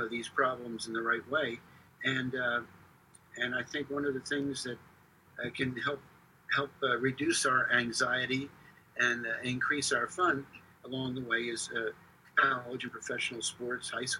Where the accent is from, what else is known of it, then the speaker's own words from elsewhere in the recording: Philadelphia, Pennsylvania, United States; growing up in Philadelphia